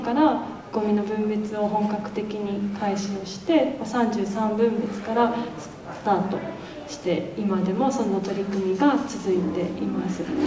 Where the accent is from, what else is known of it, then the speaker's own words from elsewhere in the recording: Kanagawa, Japan; moved away as an adult; now in Kamikatsu, Japan; 私は出身は神奈川県で今日も祖父母と両親がこのトーク会場に来てくださってるんですけど